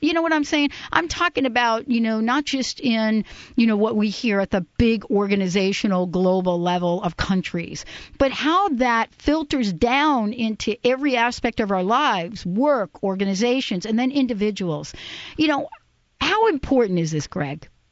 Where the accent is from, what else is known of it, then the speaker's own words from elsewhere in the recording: New York, United States; New York, my place, my hometown